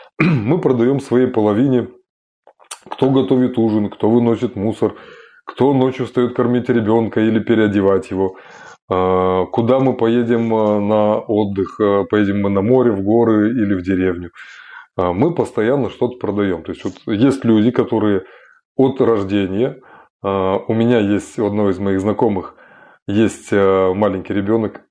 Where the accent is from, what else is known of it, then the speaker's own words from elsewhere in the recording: Kazakhstan; Я родом из Казахстана